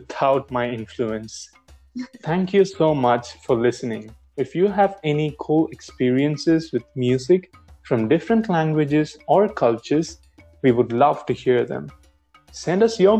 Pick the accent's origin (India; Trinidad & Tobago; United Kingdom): India; Thanjavur, Tamil Nadu; my hometown, Thanjavur.